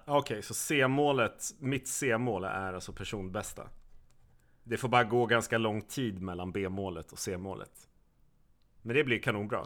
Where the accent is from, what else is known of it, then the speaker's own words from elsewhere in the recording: Skåne, Sweden; som skåning